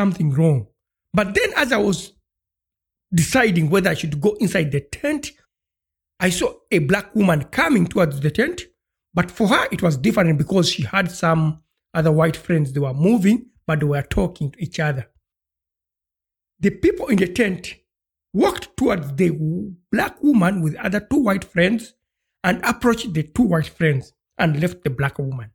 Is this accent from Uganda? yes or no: yes; Uganda; moved away; I come from Uganda and I'm African.